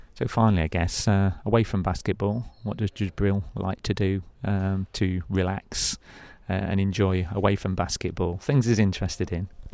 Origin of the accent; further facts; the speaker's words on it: United Kingdom; being a British guy myself